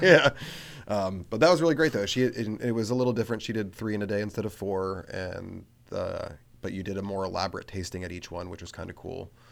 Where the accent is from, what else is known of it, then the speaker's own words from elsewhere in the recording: Frederick, Maryland, United States; I'm from Frederick